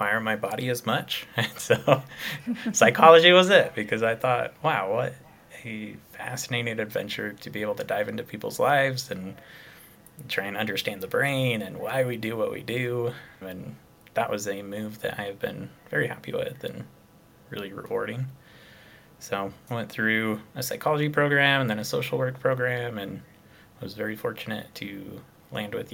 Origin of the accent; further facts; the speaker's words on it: Utah, United States; I grew up here in Utah, grew up a lot in the outdoors